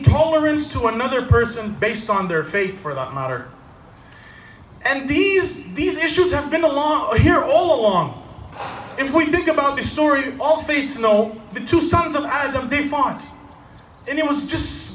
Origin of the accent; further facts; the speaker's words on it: Canada; I am a Canadian